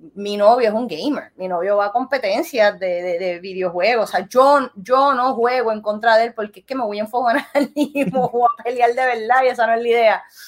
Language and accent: Spanish; Puerto Rico; also born or lived in Florida; yo soy de Puerto Rico